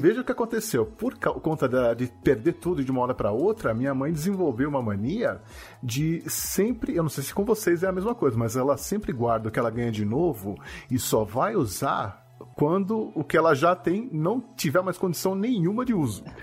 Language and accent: Portuguese; Brazil; also born or lived in Japan; lá no Japão me chamavam de brasileiro